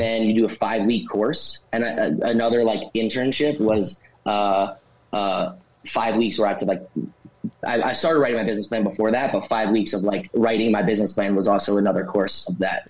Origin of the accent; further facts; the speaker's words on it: northern New Jersey, United States; I grew up in northern New Jersey, uh, slightly more north than where the brewery is